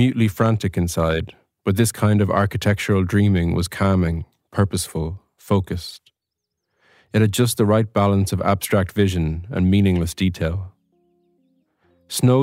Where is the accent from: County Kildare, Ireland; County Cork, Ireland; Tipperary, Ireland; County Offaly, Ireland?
County Offaly, Ireland; I'm a writer from County Offaly